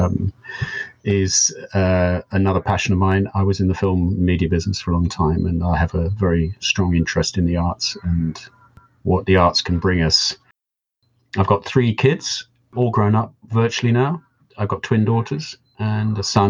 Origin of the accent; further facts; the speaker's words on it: United Kingdom; also born or lived in Devon; I am a British person currently living in the UK in the southwest of Devon.